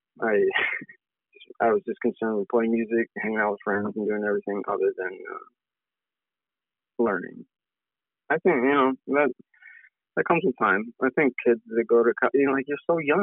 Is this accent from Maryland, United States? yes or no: no; Auburn, New York, United States; moved away as an adult; also born or lived in Port Byron, New York; now in Syracuse, United States; I'm from Auburn, New York.